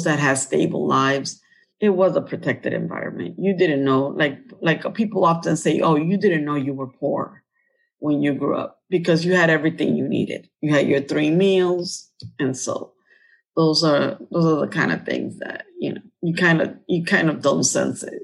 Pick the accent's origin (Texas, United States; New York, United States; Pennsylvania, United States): New York, United States; We were basically African Americans and Latinos in where I grew up in Harlem